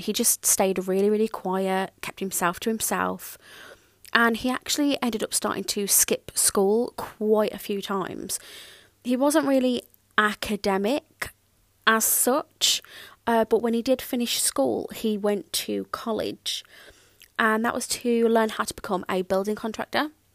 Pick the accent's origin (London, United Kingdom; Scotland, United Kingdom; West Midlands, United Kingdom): West Midlands, United Kingdom; Birmingham; I grew up in Birmingham and that is that is a massive city